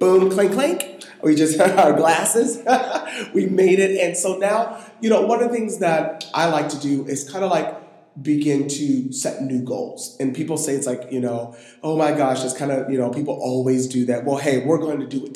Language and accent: English; Washington, United States; also born or lived in Buffalo, New York; I've grown up here much longer